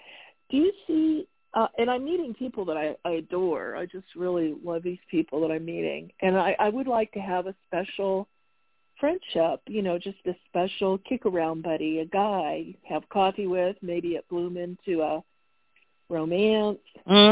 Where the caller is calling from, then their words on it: Arizona, United States; Well, I relocated, and I'm still in the state of Arizona